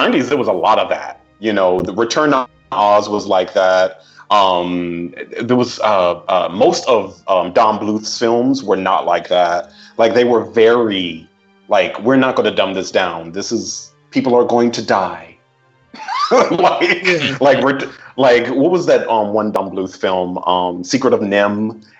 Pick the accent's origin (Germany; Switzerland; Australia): Switzerland; i was born in Switzerland